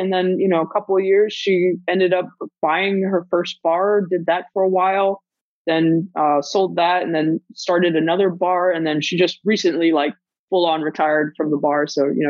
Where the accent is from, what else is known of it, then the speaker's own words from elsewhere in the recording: Germany; moved away; also born or lived in Guam; So I'm originally from Germany. My dad got stationed out there. Met my mom, you know, got married, had kids, got divorced. My mom decided to move us to Guam.